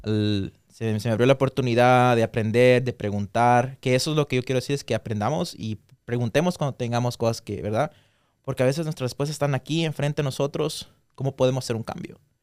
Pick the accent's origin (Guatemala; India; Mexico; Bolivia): Guatemala; moved away; nosotros nacimos allá, yo y Cindy también crecimos allá por una parte de nuestra vida